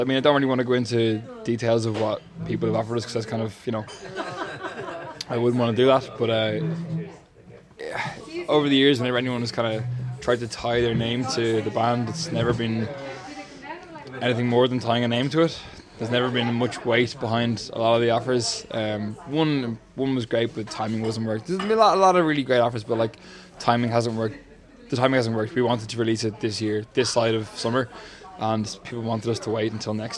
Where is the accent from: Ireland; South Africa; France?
Ireland; Dublin, Leinster; I'm from Finglas.